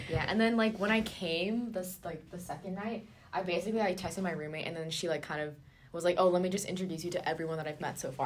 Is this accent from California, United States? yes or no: yes; Orange County, California, United States; moved away as an adult; so I am from Orange County, California and the city that I live in was like super, super competitive.